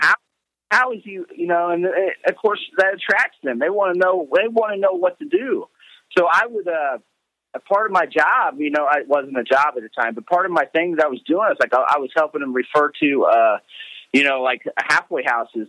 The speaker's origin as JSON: {"language": "English", "town": "Terre Haute", "region": "Indiana", "country": "United States", "said": "I am from Terre Haute, Indiana."}